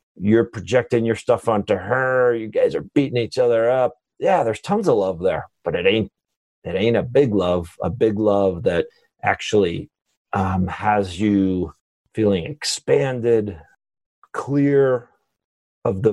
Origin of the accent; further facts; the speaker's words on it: Long Island, New York, United States; moved away as an adult; also born or lived in Michigan / San Francisco; I grew up in New York, Long Island